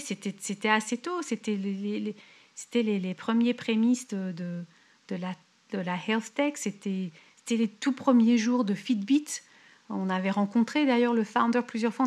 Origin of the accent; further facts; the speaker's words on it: Paris, Île-de-France, France; moved away as an adult; now in California, United States; je suis née à Paris, j'ai grandi à Paris